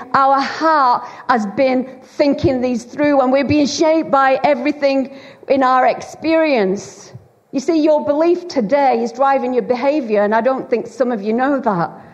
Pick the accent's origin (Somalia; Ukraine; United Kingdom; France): United Kingdom; Bolton, North West England; accent: Lancashire; moved away as an adult; now in Wales, United Kingdom; I was raised in uh, a, on a council estate in, in Bolton, in Greater Manchester, Lancashire